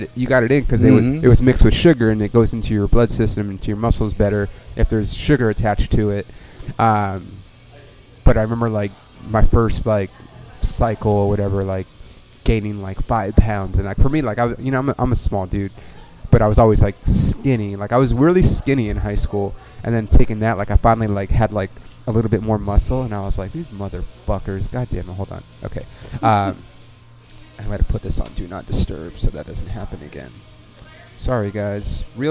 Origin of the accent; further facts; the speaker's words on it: Ontario, California, United States; I grew up in Ontario, right by where you live